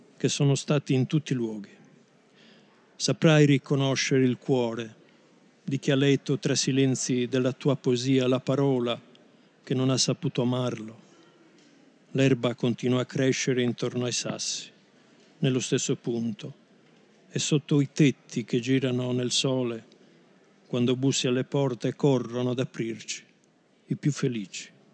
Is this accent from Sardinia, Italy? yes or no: yes; Barbagia, Sardinia, Italy; now in Pordenone, Italy; da barbaricino